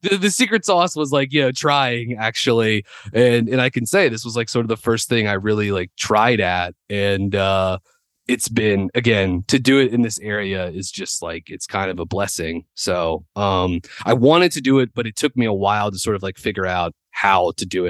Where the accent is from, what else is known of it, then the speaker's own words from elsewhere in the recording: Winston-Salem, North Carolina, United States; growing up in Winston, uh, my dad worked for Wake Forest